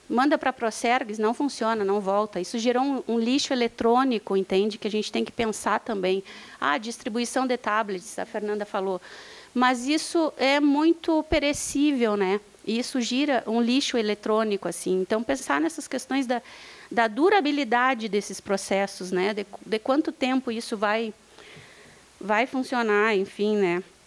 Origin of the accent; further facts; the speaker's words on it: Bagé, Rio Grande do Sul, Brazil; eu sou de Bagé